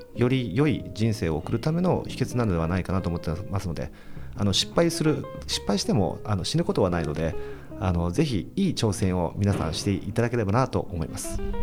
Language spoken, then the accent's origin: Japanese; Kawasaki, Kanagawa, Japan; 川崎市出身ですので